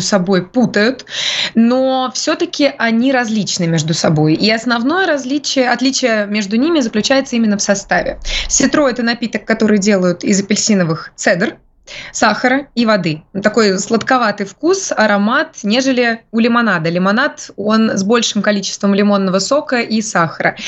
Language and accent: Russian; a backwater near Krasnoyarsk, Krasnoyarsk Krai, Russia; moved away; я как раз из захолустья под Красноярском. Mm. Потому что я родилась в захолустье под Красноярском